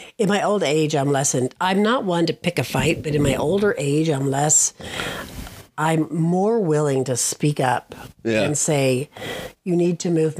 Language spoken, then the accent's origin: English; Colorado, United States; We're from Colorado.